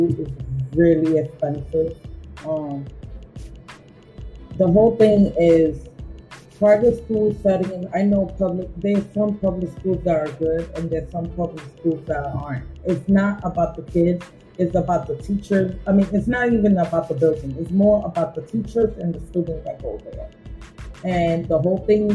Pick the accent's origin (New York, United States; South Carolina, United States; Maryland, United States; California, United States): New York, United States; New York City; also born or lived in Boquerón, Puerto Rico / Ponce, Puerto Rico / McKinney, Texas; raised in the Bronx